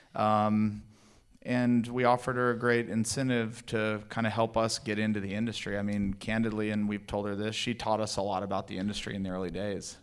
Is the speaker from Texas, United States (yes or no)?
yes; El Paso, Texas, United States; moved away as an adult; also born or lived in Fort Worth, Texas; I grew up in El Paso, Texas, went to T C U in Fort Worth, Texas